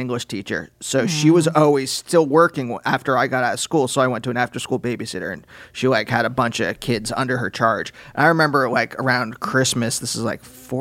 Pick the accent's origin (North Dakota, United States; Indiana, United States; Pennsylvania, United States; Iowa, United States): Pennsylvania, United States; growing up in Pennsylvania